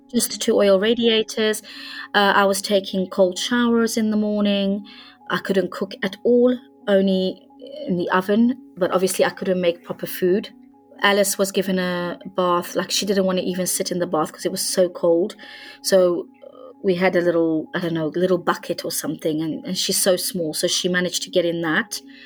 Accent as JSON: {"language": "English", "country": "Hungary", "moved": "yes", "said": "I come from Hungary"}